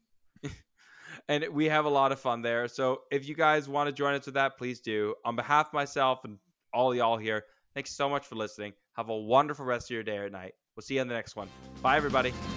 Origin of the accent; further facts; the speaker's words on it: United States; I'm an American